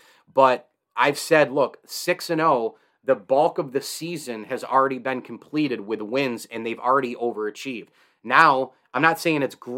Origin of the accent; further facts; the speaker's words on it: Central New York, United States; I grew up in Central New York.